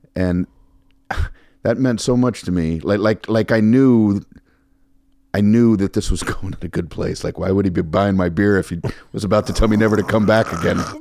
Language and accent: English; Miami, Florida, United States; moved away as an adult; also born or lived in Fort Lauderdale / New York / Los Angeles; now in Las Vegas, United States; we grew up in Miami